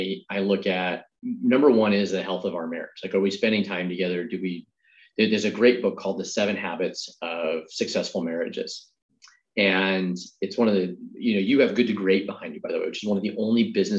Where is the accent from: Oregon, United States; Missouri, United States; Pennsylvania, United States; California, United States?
Oregon, United States; growing up in Oregon